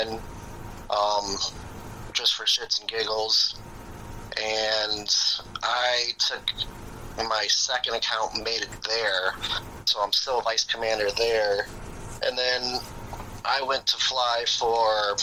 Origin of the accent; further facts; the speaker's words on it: Chicago, Illinois, United States; I'm from Chicago, born and raised, not the suburbs, inner city, grew up in an all-Hispanic neighborhood